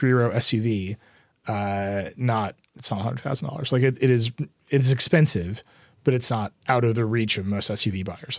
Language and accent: English; Texas, United States; I'm from Texas.